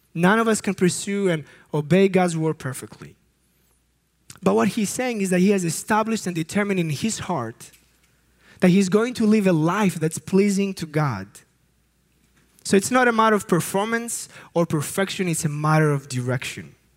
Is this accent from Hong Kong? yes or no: no; Greece; I come from Greece